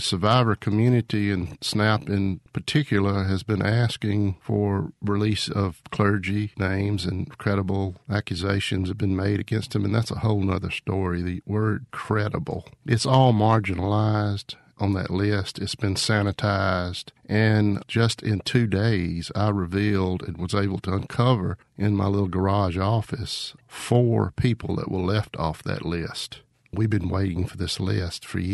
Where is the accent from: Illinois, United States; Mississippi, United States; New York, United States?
Mississippi, United States; Shelby; also born or lived in Jackson, Mississippi; I grew up in Shelby, Mississippi, in the Mississippi Delta.